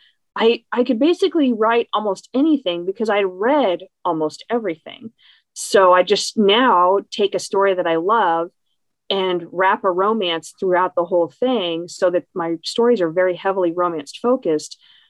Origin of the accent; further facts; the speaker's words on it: Tulsa, Oklahoma, United States; So I am from Tulsa, Oklahoma